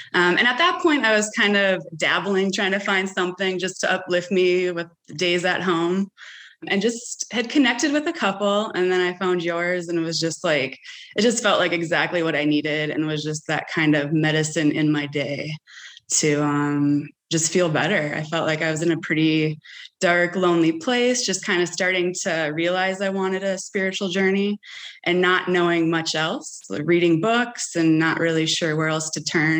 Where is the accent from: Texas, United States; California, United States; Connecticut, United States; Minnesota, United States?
Minnesota, United States; moved away as an adult; also born or lived in Portland, Oregon; now in Bend, United States; I'm from Minnesota. My husband and I moved to Oregon 15 years ago.